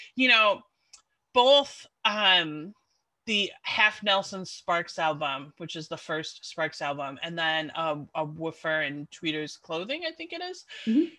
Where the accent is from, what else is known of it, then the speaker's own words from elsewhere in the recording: Chicago, Illinois, United States; moved away; also born or lived in London; i left my hometown of chicago and then i ended up living in london